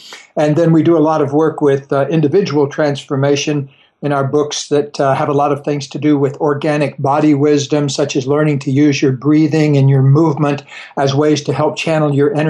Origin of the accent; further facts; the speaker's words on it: Florida, United States; Well, I grew up down in Florida